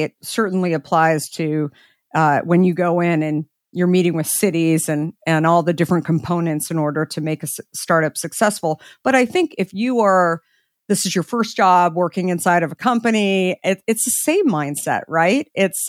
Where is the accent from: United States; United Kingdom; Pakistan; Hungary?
United States; Scottsdale, Arizona; In Scottsdale.